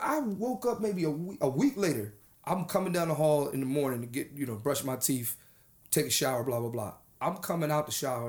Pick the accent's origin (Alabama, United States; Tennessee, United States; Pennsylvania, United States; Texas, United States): Pennsylvania, United States; Philadelphia; I'm from Philly.